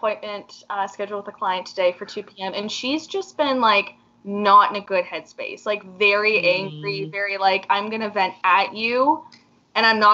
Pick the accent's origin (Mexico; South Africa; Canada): Canada; we are from Canada